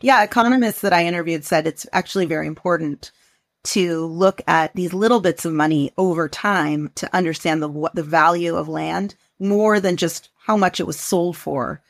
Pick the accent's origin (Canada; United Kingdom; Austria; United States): United States; the Northwest, Pacific Northwest; I am, was born and raised in the Northwest